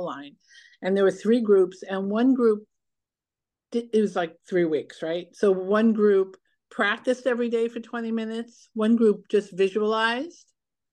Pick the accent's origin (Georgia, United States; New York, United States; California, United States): New York, United States; New York City; now in Los Angeles, United States; I grew up in New York City, even though I live in La La Land